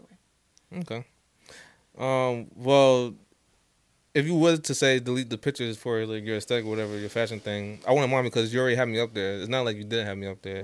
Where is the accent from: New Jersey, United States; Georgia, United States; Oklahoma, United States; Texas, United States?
New Jersey, United States; I'm born and raised in uh, Jersey